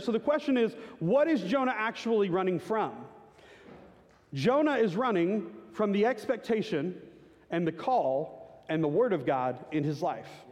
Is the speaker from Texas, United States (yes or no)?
yes; Garland, Texas, United States; a small Baptist church in Garland, Texas that I grew up